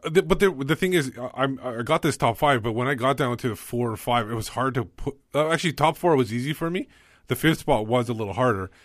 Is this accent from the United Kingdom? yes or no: no; Canada; I was born in Canada